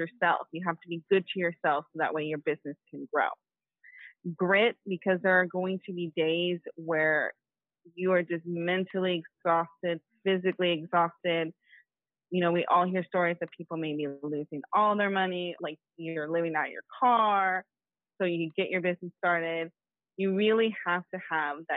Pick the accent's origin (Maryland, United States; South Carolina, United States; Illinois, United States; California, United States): California, United States; Oakland; I'm from Oakland, California